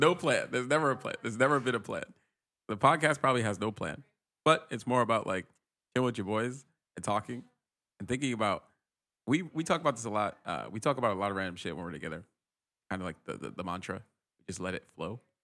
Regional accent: Rhode Island, United States; moved away as an adult; now in San Francisco, United States; I grew up in Rhode Island

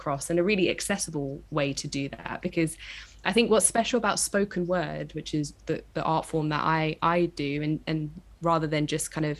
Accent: London, United Kingdom; I'm from East London.

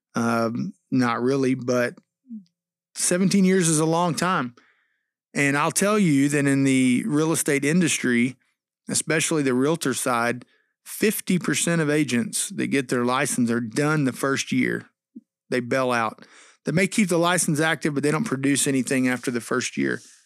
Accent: Texas, United States; also born or lived in Missouri; when we came to Texas from Missouri, 'cause I went to Missouri for college, when we moved back here in two thousand five

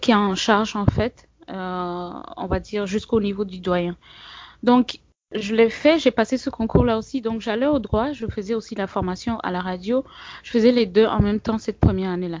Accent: Togo; moved away as an adult; also born or lived in Bamako, Mali / Mopti, Mali; now in Gao, Mali; Oui, je suis togolaise. J'ai des origines, euh, du Ghana et du Bénin

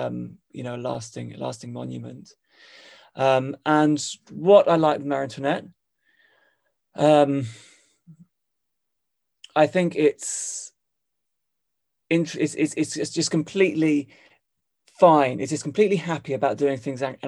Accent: United Kingdom; moved away as an adult; also born or lived in Hong Kong; as a British person

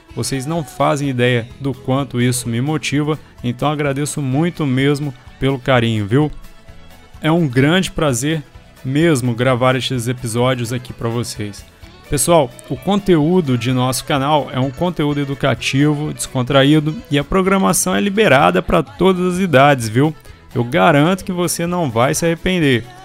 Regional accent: Minas Gerais, Brazil; todos os mineiros, minha terra tão amada

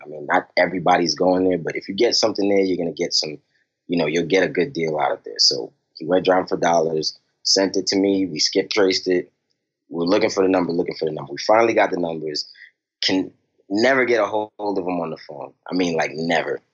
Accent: New York City, New York, United States; now in Richmond, United States; I'm originally from Brooklyn, New York, you know, and uh, growing up, you know, my family was was always around

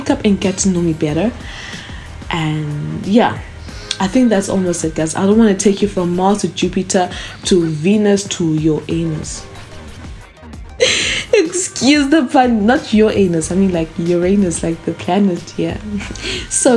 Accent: South Africa; I was born and raised in South Africa

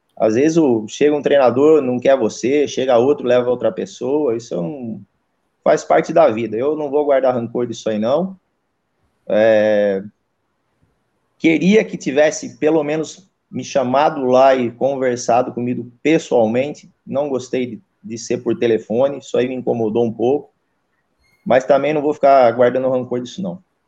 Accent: Águas de São Pedro, São Paulo, Brazil; eu sou natural de, de, de Águas de São Pedro, né? São Pedro, ali perto de Piracicaba, interior ali de São Paulo

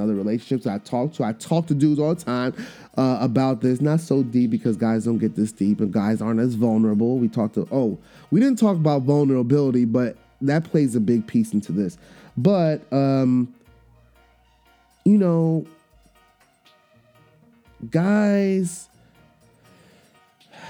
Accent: Trinidad & Tobago; I'm Trinidadian

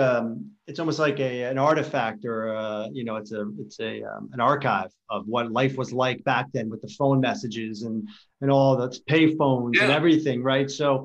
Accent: New York, United States; we're both from New York

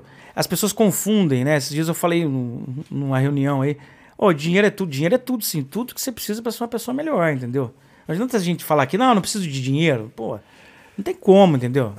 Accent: Brazil; eu fui criado também, talvez como brasileiro

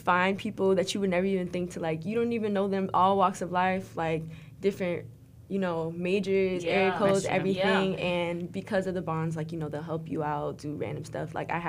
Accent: South Florida, United States; moved away as an adult; also born or lived in Broward County area (954); now in Orlando, United States; I'm from South Florida.

